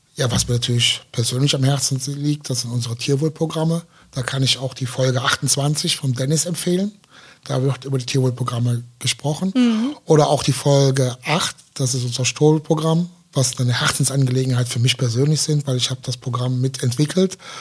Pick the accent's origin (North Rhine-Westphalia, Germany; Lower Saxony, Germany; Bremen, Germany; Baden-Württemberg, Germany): North Rhine-Westphalia, Germany; Aachen; Ja, ich komme ja aus Aachen